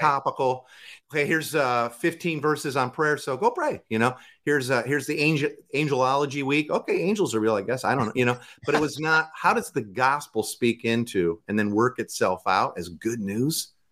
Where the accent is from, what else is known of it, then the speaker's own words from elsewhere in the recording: Waukegan, Illinois, United States; now in Tacoma, United States; I grew up in Waukegan, Illinois, which is the freshwater salmon capital of the world